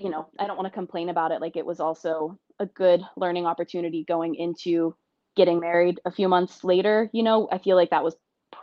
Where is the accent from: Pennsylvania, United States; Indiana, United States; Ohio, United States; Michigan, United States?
Pennsylvania, United States; Blairsville; moved away; also born or lived in Pittsburgh, Pennsylvania; I grew up in a small town, Blairsville, Pennsylvania, shout out, which pretty much nobody's heard